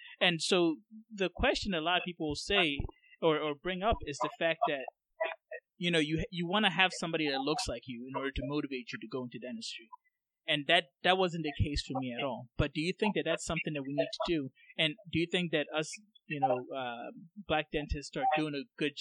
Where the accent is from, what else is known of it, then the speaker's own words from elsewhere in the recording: Ghana; now in United States; I'm from Ghana